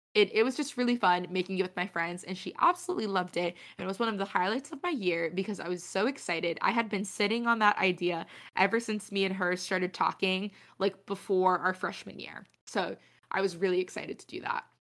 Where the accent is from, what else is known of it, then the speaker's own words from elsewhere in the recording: New England, United States; having spent twenty years living in New England